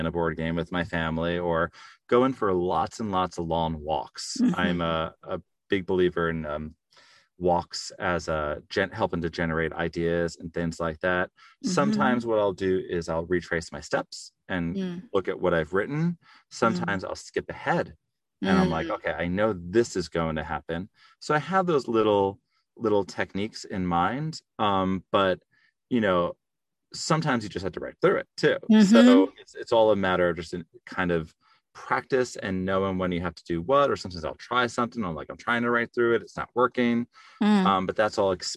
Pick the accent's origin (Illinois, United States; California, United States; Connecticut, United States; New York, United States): New York, United States; New York City; We grew up in Staten Island, so there was a bar in our basement